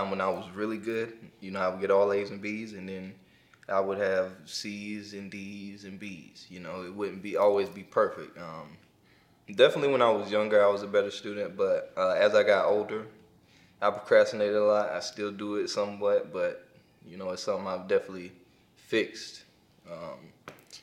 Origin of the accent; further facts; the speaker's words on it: Clinton, North Carolina, United States; from Clinton, North Carolina. I'm a Carolina baby